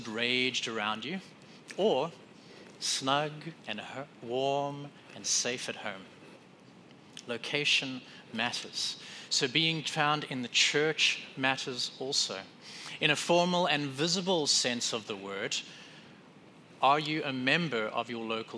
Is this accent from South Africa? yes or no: yes; South Africa; now in Wisconsin, United States; in South Africa, where I grew up